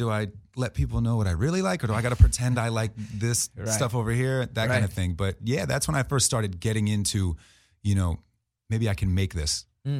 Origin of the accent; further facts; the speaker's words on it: New Jersey, United States; I'm from South Jersey outside of Philly